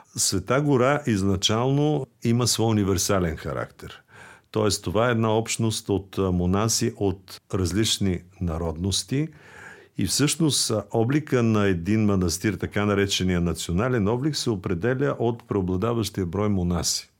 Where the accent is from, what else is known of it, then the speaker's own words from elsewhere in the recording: Bulgaria; на нас, българите